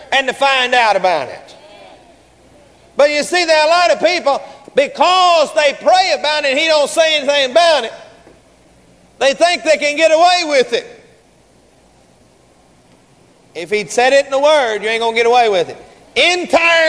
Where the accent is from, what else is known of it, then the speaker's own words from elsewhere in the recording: Garland, Texas, United States; We grew up together down in Garland.